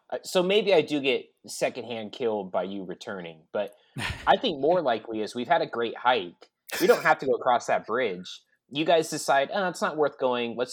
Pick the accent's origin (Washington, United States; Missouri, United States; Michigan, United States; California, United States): California, United States; San Francisco; I'm I'm from San Francisco, Kyle.